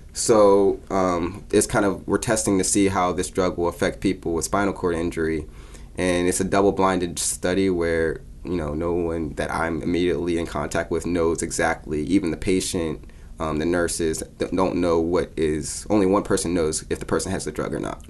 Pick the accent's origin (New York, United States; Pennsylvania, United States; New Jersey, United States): Pennsylvania, United States; Pittsburgh; also born or lived in Louisiana; I'm from Pittsburgh, Pennsylvania. I live there with my mom and my dad